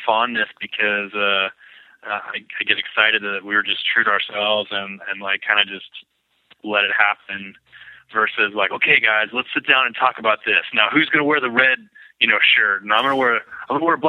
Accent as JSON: {"language": "English", "town": "Lakewood", "region": "Washington", "country": "United States", "tie": "born or raised there", "said": "I was born in Lakewood, which is like south of Tacoma"}